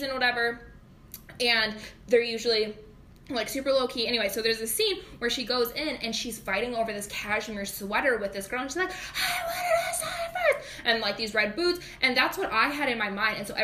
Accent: Gettysburg, United States; small town USA, right, where we grew up in Gettysburg

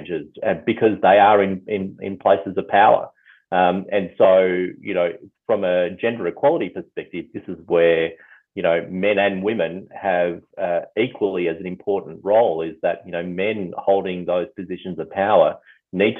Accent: Mount Eliza, Victoria, Australia; I grew up on the Mornington Peninsula, grew up in Mount Eliza

